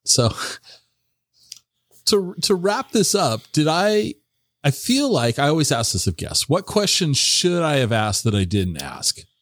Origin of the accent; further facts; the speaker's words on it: Tacoma, Washington, United States; also born or lived in Seattle; now in Central Washington, United States; I grew up in the Tacoma area. I lived in the Seattle Tacoma area for many many years. Moved over here to Central Washington in 2017.